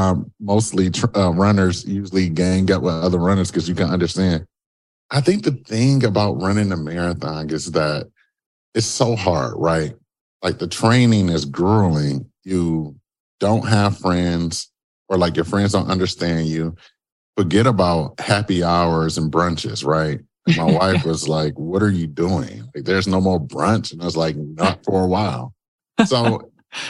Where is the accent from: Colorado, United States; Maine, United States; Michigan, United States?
Michigan, United States; Detroit; I'm originally from Detroit, Michigan